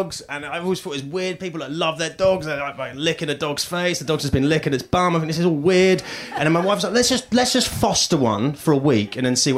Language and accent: English; United Kingdom; moved away as an adult; now in United States; I'm British